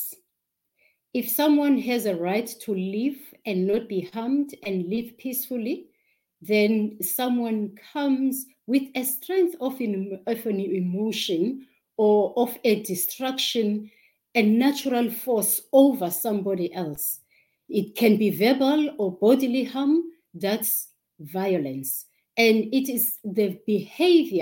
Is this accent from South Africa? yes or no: yes; South Africa; from South Africa